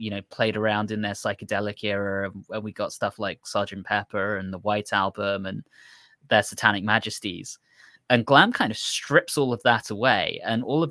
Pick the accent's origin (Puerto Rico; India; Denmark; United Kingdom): United Kingdom; growing up as a British kid in the 90s